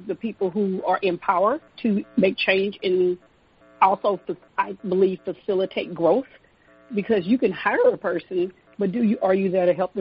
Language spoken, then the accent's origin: English; Houston, Texas, United States; moved away as an adult; now in Washington, D.C., United States; I am from Houston, and eventually moved to D.C.